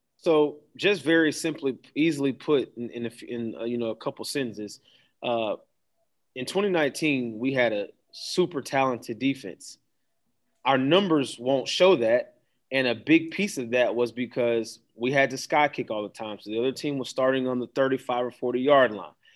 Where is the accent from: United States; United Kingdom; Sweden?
United States; Daytona Beach, Florida; moved away; I'm from Daytona